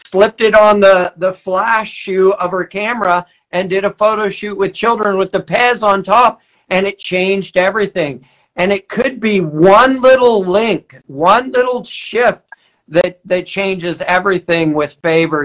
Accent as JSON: {"language": "English", "town": "Weaverville", "region": "California", "country": "United States", "said": "I'm from Weaverville"}